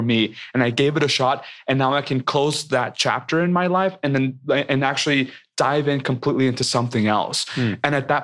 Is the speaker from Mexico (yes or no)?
yes; Mexico; I am so proud of being Mexican, of being Latino